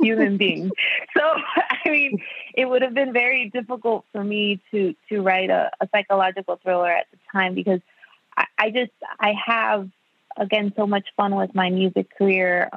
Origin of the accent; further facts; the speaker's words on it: Miami, Florida, United States; I was born and raised in Miami. My parents are Cuban.